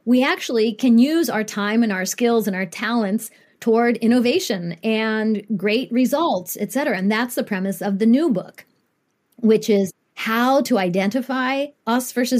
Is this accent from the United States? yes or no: yes; Columbus, Ohio, United States; also born or lived in Japan; I grew up in Columbus, Ohio from the age of two